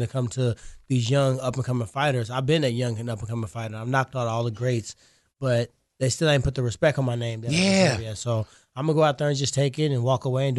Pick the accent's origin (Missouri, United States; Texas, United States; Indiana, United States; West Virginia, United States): Missouri, United States; Ferguson; I'm from Ferguson.